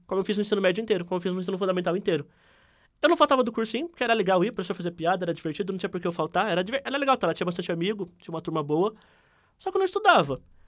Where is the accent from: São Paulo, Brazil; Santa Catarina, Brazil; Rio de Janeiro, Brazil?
São Paulo, Brazil; Ribeirão Preto; eu sou nascido e criado no Simeone, que é o bairro com mais favelas aqui de Ribeirão Preto